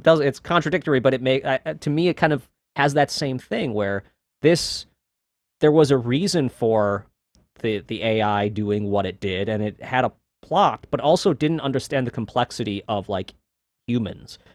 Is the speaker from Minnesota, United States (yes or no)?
yes; Minneapolis, Minnesota, United States; I'm from Minnesota